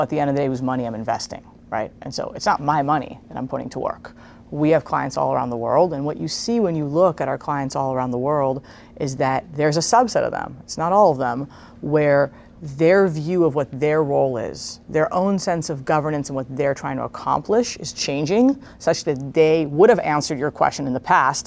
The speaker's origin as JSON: {"language": "English", "country": "Israel", "tie": "born or raised there", "also_born_or_lived": "Princeton, United States", "moved": "as an adult", "lives_now": "United States", "said": "I was born in Israel."}